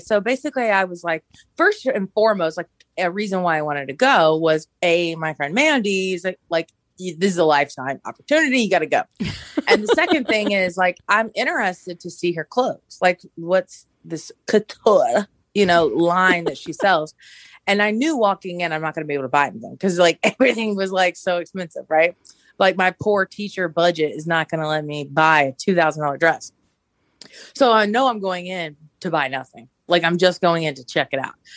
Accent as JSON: {"language": "English", "town": "Augusta", "region": "Georgia", "country": "United States", "tie": "born or raised there", "moved": "yes", "said": "I'm originally from Augusta and, uh, it's our hometown"}